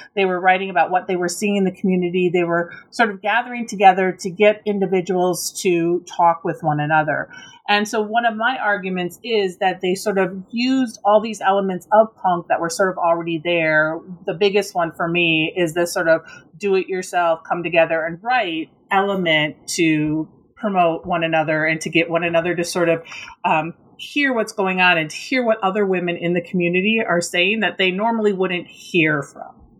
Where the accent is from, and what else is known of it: Minnesota, United States; born or raised there; moved away